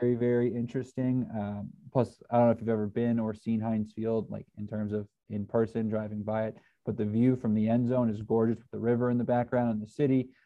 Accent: Roanoke, Virginia, United States; growing up in Roanoke

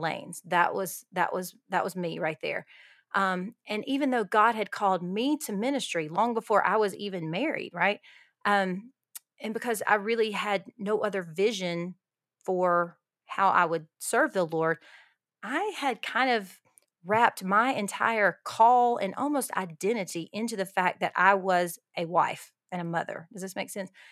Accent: Alabama, United States; moved away as an adult; also born or lived in Costa Rica; now in El Paso, United States; I am from Alabama, g, uh, born and raised in Alabama, lived in the South my whole life until now

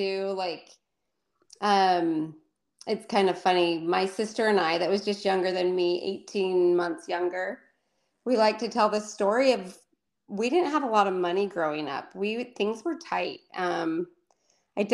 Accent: Provo, Utah, United States; also born or lived in Bakersfield, California / Colorado / Orem, Utah; So I grew up mostly in Provo, Utah. I was born in Bakersfield, California

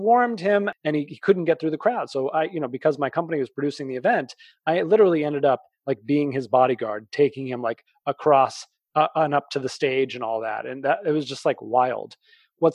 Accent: outside of Boston, Massachusetts, United States; I grew up outside of Boston.

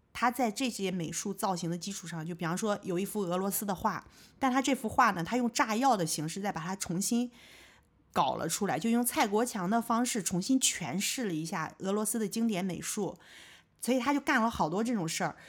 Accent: China; 毕竟我也是这个文化里长大的人嘛

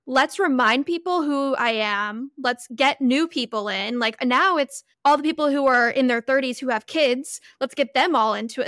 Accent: Florida, United States; moved away as an adult; also born or lived in California; I grew up in California for a bit, and then I lived in Florida for, like, ten, eleven years and moved back

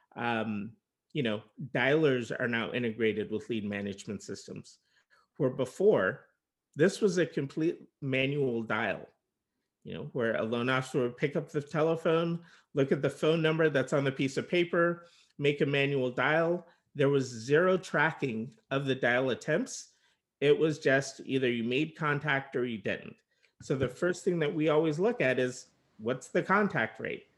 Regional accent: Bay Area, California, United States; also born or lived in Los Angeles; I was originally from the Bay Area

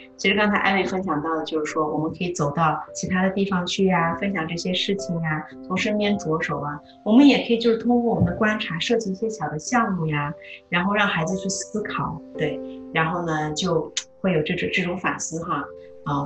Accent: China; moved away; 我就是来自中国的，

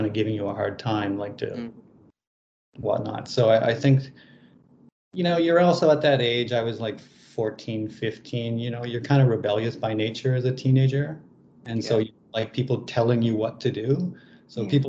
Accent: Lethbridge, Alberta, Canada; I grew up in Canada in the province of Alberta in a town called Lethbridge

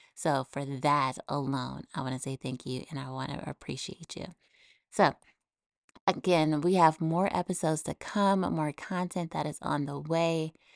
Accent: United States; now in Texas, United States; my home country, the U S

